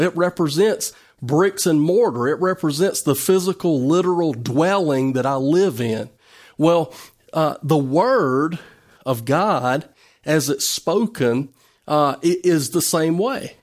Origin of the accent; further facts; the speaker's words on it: United States; as an American citizen